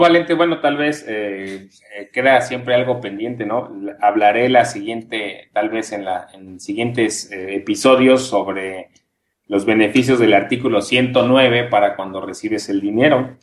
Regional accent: Mexico

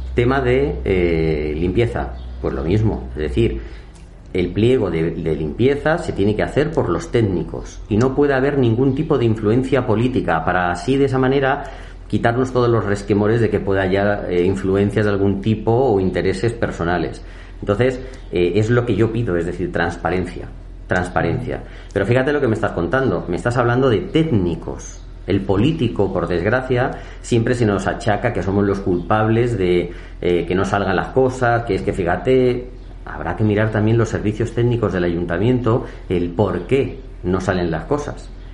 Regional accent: Villaviciosa de Odón, Community of Madrid, Spain; yo tengo 43 años, vivo en mi pueblo y la mayoría de mis amigos del instituto, del Calatalifa, del Laura

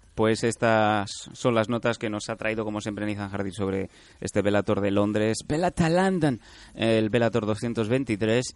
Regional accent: Catalonia, Spain; accent: Catalan; el catalán, por mi zona, el inglés y tal

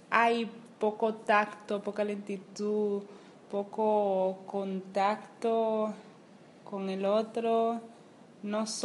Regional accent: Dominican Republic; tengo que ser una, una diabla porque soy dominicana, soy caribeña

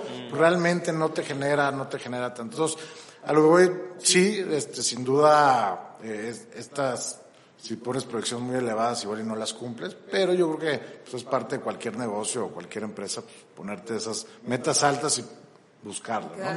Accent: Mexico

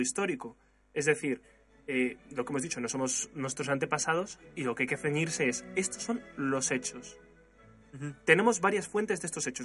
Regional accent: Spain; yo soy español, me considero español

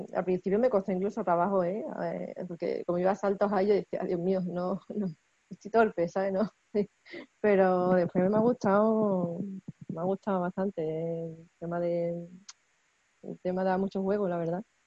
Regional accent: Seville, Andalusia, Spain; yo soy de Sevilla

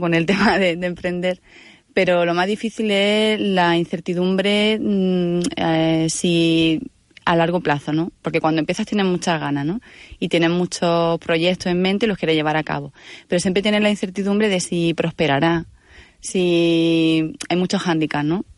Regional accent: Granada, Andalusia, Spain; soy de Granada tengo 35 años

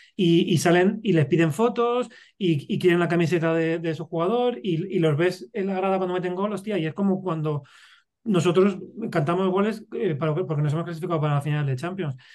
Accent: Madrid, Community of Madrid, Spain; yo, soy madrileño, yo soy de, de ciudad

